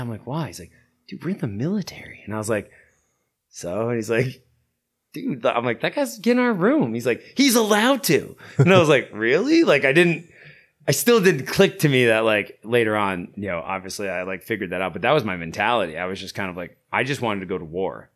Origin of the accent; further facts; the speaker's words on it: Catskill Mountains, upstate New York, United States; moved away as an adult; also born or lived in Delaware; now in Montana, United States; I grew up in the Catskill Mountains up there